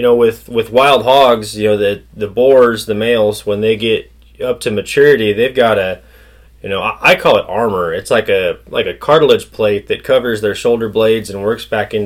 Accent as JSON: {"language": "English", "town": "Paso Robles", "region": "California", "country": "United States", "tie": "born or raised there", "also_born_or_lived": "Salinas Valley, California", "said": "I was born in the Salinas Valley and then raised in Paso Robles area, northern San Luis Obispo County"}